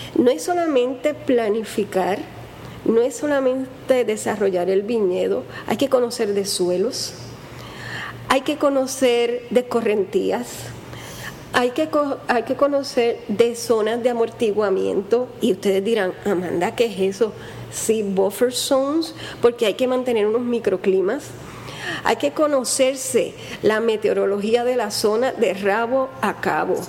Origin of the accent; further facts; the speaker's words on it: Puerto Rico; soy bien boricua